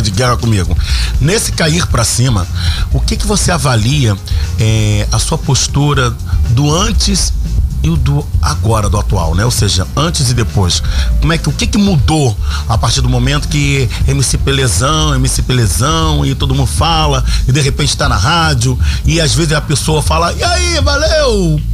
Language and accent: Portuguese; Rio de Janeiro, Brazil; also born or lived in Turano, Rio de Janeiro; eu venho da comunidade do Morro do São Carlos, depois passei pela comunidade do Turano. Enfim, somos da favela, somos cria.